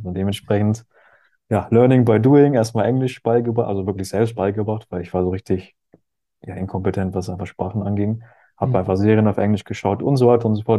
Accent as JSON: {"language": "German", "region": "Hamburg", "country": "Germany", "tie": "born or raised there", "also_born_or_lived": "Berchtesgaden / Bad Reichenhall", "moved": "as an adult", "said": "ich bin, ja in Hamburg groß geworden"}